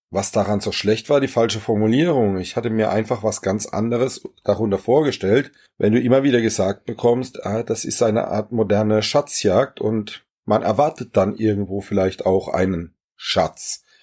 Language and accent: German; Germersheim, Rhineland-Palatinate, Germany; Ja, ich komme aus Germersheim. Das ist eine ganz kleine, schöne, alte Festungsstadt am Rhein. Hat circa 20.000 Einwohner.